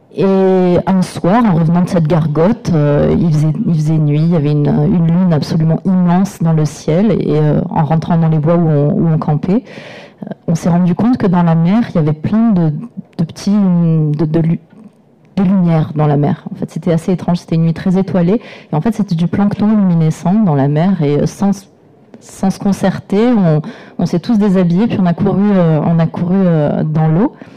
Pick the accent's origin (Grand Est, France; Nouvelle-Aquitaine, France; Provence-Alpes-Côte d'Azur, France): Provence-Alpes-Côte d'Azur, France; j'ai grandi dans les Hautes-Alpes et je continue à y vivre